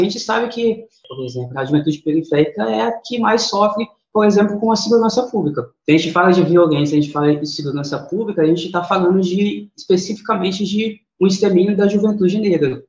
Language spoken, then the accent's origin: Portuguese; Serra, Espírito Santo, Brazil; Eu nasci, fui criado aqui em Campinho da Serra